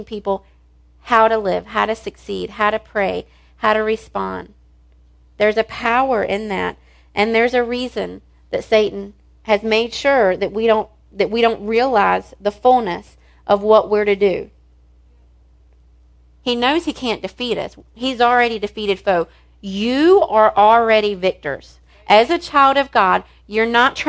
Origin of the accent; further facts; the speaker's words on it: the South, United States; I was raised in the South.